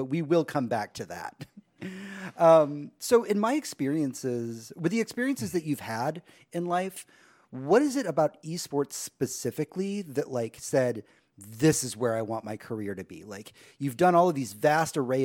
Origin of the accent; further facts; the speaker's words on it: Houston, Texas, United States; also born or lived in Michigan; I was kind of born and raised in Houston